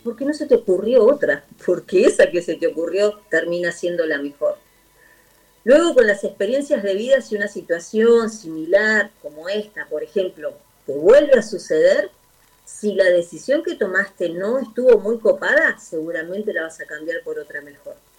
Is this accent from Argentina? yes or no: yes; Argentina; de Argentina